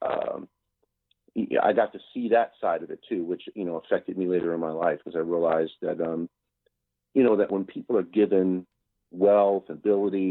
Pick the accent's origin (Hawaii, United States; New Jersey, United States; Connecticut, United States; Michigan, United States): Connecticut, United States; Bridgeport; moved away; also born or lived in New York City; I grew up shoveling snow in Bridgeport, Connecticut, which is about an hour and a half outside of New York City, where I eventually moved.